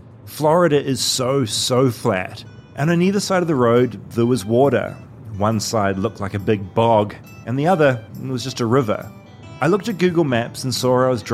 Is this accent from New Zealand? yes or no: yes; New Zealand; now in Los Angeles, United States; I'm a foreigner. I'm from New Zealand